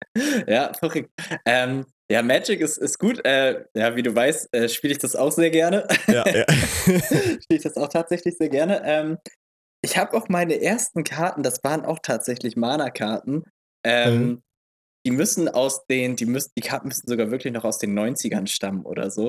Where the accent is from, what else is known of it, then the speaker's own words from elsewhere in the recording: Eidelstedt, Hamburg, Germany; bei uns in Eidelstedt